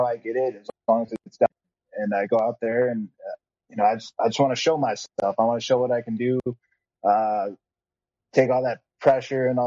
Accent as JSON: {"language": "English", "region": "South Dakota", "country": "United States", "said": "I'm from South Dakota"}